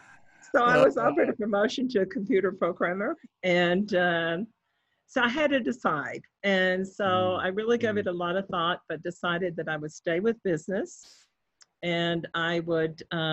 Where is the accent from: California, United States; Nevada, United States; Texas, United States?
Texas, United States; Bells; It's called Bells, Texas, B-E-L-L-S, like bells ringing.